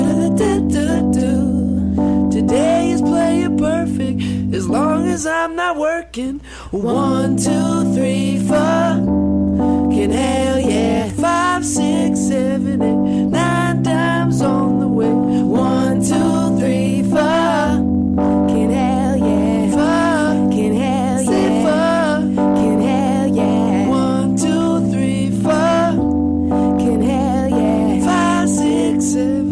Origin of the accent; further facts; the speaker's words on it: California, United States; I'm from California